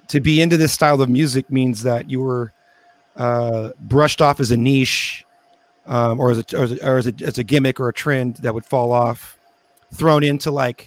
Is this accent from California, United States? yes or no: yes; Sacramento, California, United States; when I was growing up in Sacramento